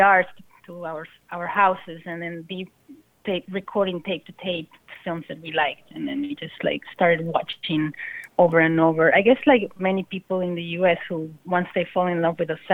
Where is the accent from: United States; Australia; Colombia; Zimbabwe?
Colombia; Bogotá; moved away; I'm coming from Colombia, from Bogota, and in the 90s